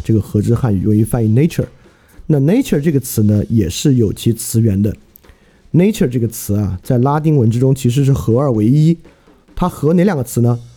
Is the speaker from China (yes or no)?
yes; China; 满大街呢都是汉字构成的我们中国人可识别的汉字词汇